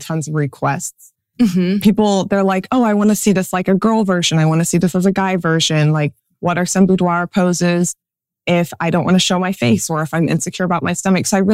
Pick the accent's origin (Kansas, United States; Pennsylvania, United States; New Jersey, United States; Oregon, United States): Kansas, United States; Central; I am from Central Kansas